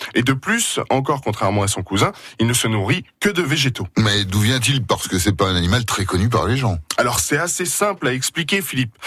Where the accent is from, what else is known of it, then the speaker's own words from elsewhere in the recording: Moselle, Grand Est, France; chez nous en Moselle